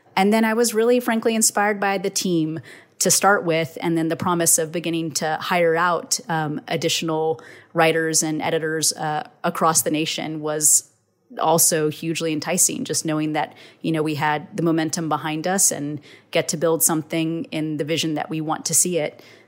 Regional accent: Texas, United States

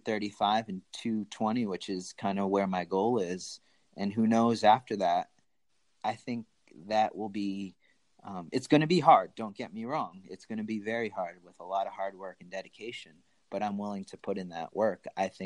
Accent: Asunción, Paraguay; born there; my birth certificate is in Spanish and I was born in Asuncion, Paraguay.

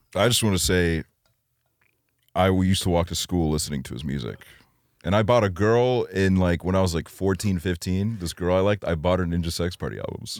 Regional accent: Estonia; growing up in Estonia

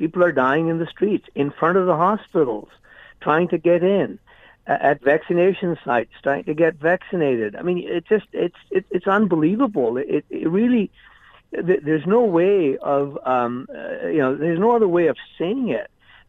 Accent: India; also born or lived in British Columbia, Canada; now in Canada; I was born and raised in India.

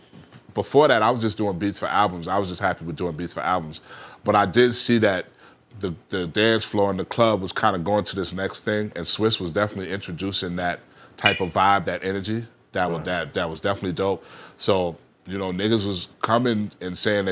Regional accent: New York City, New York, United States; I was a little kid popping in Queens

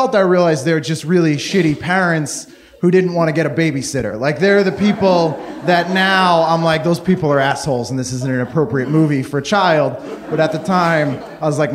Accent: just outside of Boston, Massachusetts, United States; I grew up just outside of Boston

